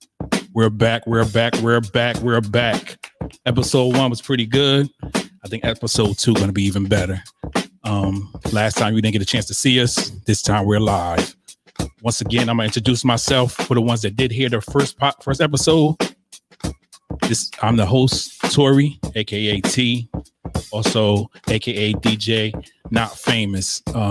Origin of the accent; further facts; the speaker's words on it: Northeast, United States; we're from the East. I mean, up North